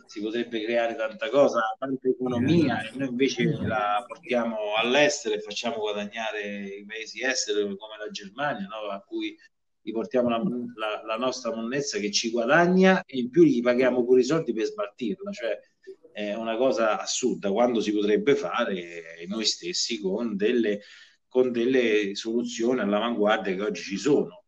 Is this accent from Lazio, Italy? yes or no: yes; Viterbo, Lazio, Italy; io sono viterbese e amo la mia terra do, dove, dove, vivo